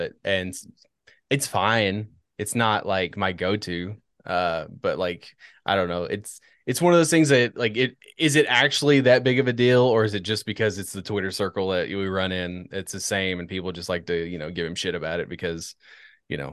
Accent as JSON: {"language": "English", "country": "United States", "said": "I'm an American"}